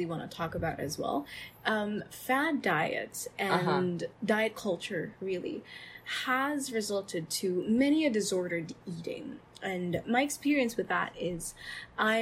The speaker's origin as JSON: {"language": "English", "country": "Philippines", "said": "as a Filipino"}